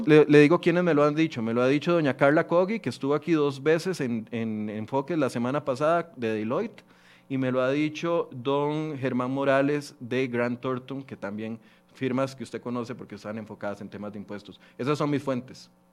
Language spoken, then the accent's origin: Spanish; Costa Rica; como ministro y como costarricense